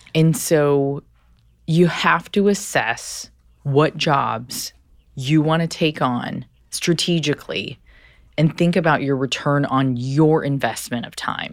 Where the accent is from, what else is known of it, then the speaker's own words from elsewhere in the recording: Southern California, United States; Growing up in Southern California with immigrant parents